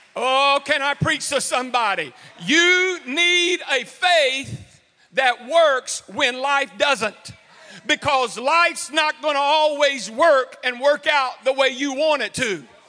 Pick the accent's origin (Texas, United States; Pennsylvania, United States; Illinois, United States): Texas, United States; Houston; also born or lived in Cleveland, Texas; growing up in Texas, I grew up, I was born and raised in Houston, lived in Cleveland.